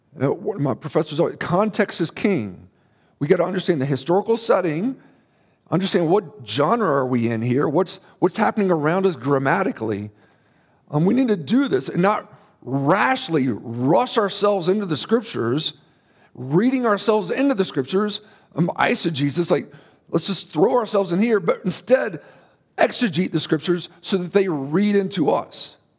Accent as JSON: {"language": "English", "country": "United States", "said": "we as American Christians"}